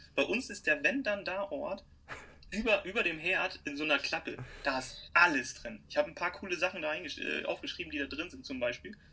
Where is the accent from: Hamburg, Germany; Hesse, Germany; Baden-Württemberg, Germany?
Hamburg, Germany; ich komme aus Hamburg